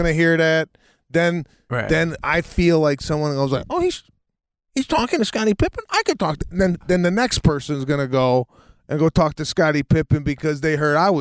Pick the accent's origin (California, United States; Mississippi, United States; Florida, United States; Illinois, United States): Illinois, United States; Chicago; you're from Chicago, right? I said, yeah.